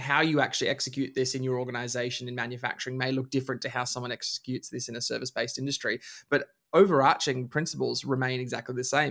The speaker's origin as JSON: {"language": "English", "town": "Bundaberg", "region": "Queensland", "country": "Australia", "tie": "born or raised there", "said": "grew up in Queensland. We grew up in Bundaberg"}